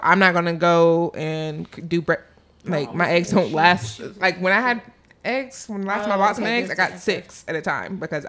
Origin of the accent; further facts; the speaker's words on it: East Tennessee, United States; I am from East Tennessee